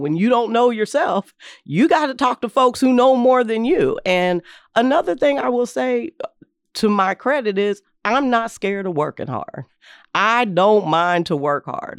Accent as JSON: {"language": "English", "town": "Berea", "region": "Kentucky", "country": "United States", "tie": "born or raised there", "also_born_or_lived": "London, Kentucky", "said": "I was born in a small town called London, Kentucky. Um, but I was raised in Berea, Kentucky"}